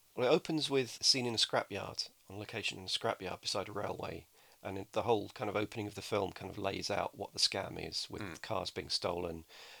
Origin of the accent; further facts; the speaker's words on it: England, United Kingdom; because I'm English.